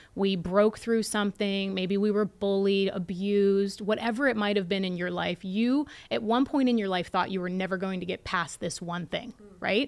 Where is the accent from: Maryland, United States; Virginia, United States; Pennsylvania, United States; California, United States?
Pennsylvania, United States; Latrobe; I pitched in front of a bunch of educated people at Saint Vincent College in my hometown